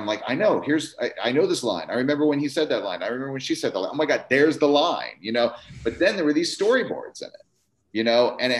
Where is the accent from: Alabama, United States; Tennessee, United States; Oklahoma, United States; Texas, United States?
Tennessee, United States; because I come from Tennessee, everybody's like really like crazy about the Vols, and my dad went to UT and everything like that.